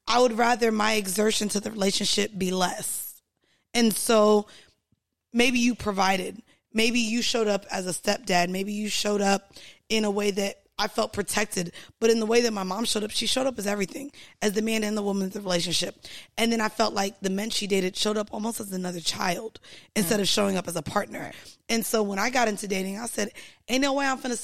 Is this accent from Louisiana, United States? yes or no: no; Florida, United States; I grew up driving in Florida